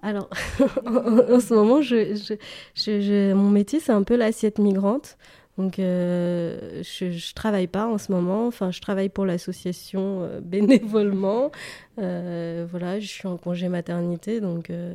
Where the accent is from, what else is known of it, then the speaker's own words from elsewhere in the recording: Paris, Île-de-France, France; j'ai grandi à Paris une partie de, mon enfance, et puis à l'adolescence, j'ai déménagé en banlieue